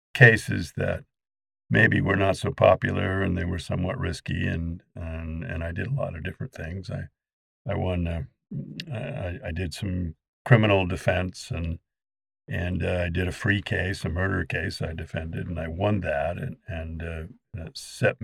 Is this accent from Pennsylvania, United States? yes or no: no; Ogden, Utah, United States; also born or lived in Arizona; now in Kaysville, United States; I was an import to Kaysville, but I grew up in Ogden